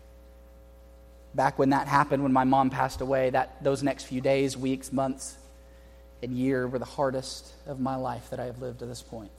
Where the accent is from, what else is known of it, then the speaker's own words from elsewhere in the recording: Houston, Texas, United States; also born or lived in Harlingen, Texas; I grew up in Houston.